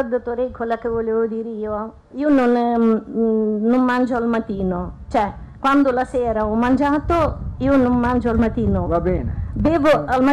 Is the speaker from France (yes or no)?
no; Moldova; now in Italy; sono moldava da 24